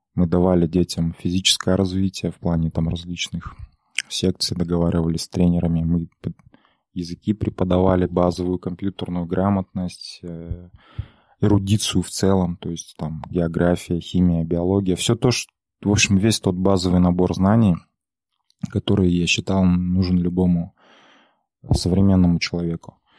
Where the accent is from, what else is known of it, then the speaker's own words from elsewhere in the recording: Aktobe, Aktobe Region, Kazakhstan; я мало того, что из Казахстана, из провинциального городка Актюбинска, так я еще и казах